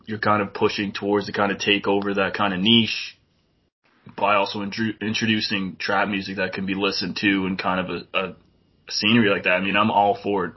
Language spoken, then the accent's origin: English; New Brunswick, Canada; I'm from New Brunswick